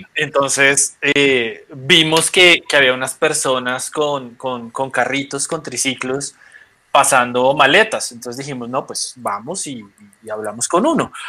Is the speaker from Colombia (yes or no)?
yes; Colombia; desde que salimos de Colombia